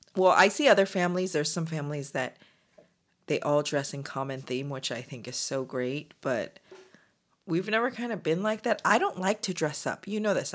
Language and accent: English; United States; as Korean American professional women